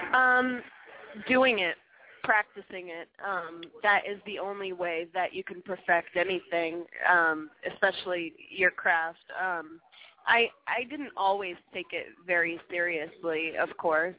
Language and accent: English; Montreal, Quebec, Canada; moved away as an adult; I'm from Montreal, as you mentioned originally